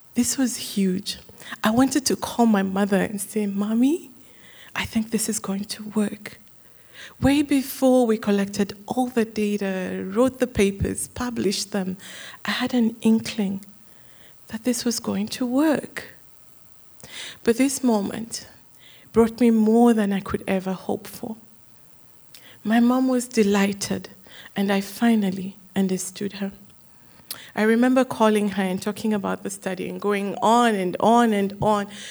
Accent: Kenya; Growing up in Kenya

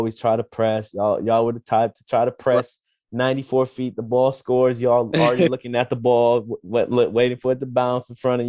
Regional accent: San Diego, California, United States; See, me being from the West Coast, and I'm from San Diego

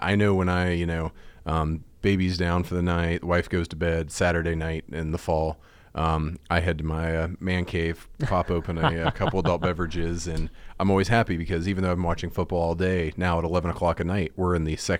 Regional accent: the South, United States; now in Dallas, United States; Just family back in Pittsburgh originally. I was born and raised in the South.

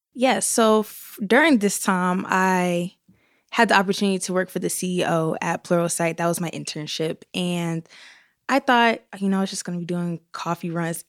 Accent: North Carolina, United States; also born or lived in Washington, D.C.; now in Utah, United States; I am originally from North Carolina, where people are nice, but I moved here from D C

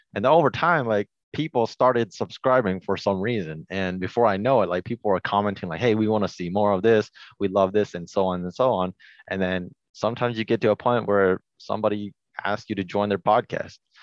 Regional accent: Washington, United States; I was born and raised in Washington

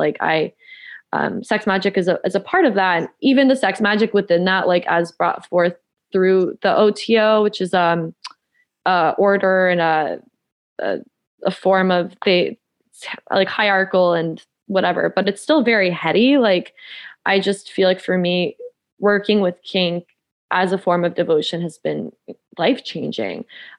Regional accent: the South, United States; I didn't grow up Christian, but I grew up in the Bible Belt as a Mexican Jewish witch.

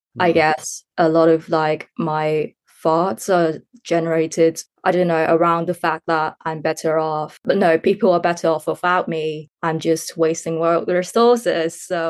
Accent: Hong Kong; English is a second language; Yes. It's actually in the curriculum. It's mandatory to learn English.

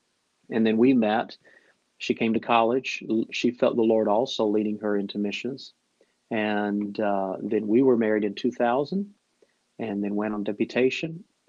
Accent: Mexico; born there; I was born in Mexico.

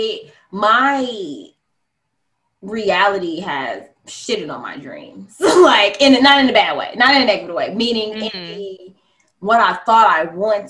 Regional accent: Chicago, Illinois, United States; moved away as an adult; now in Los Angeles, United States; I'm from Chicago. We went to school in downtown Chicago.

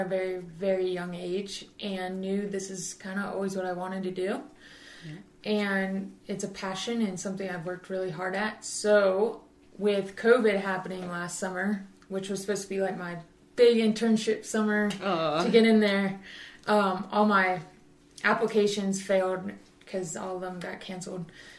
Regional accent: Charleston, South Carolina, United States; born or raised there

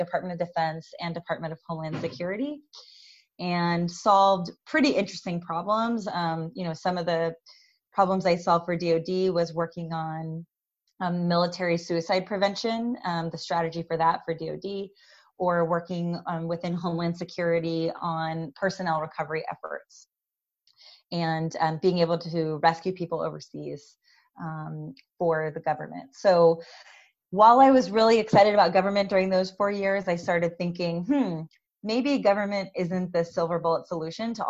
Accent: Tampa, Florida, United States; moved away as an adult; also born or lived in Washington, D.C. / Philadelphia; now in California, United States; I grew up in Tampa, Florida

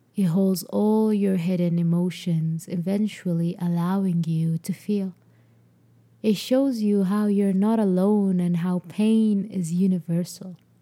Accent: Sudan; moved away as an adult; my home country, Sudan

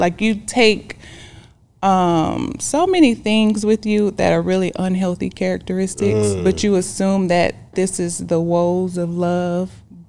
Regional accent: Decatur, Georgia, United States; I mean, it's popping. No, I'm just kidding. It's greater in Decatur.

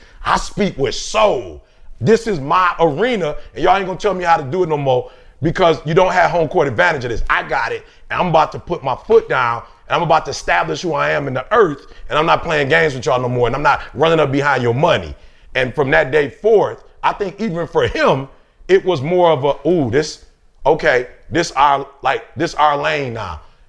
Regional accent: Detroit, Michigan, United States; I'm from Detroit, bro. This Ford, GM, and Chrysler.

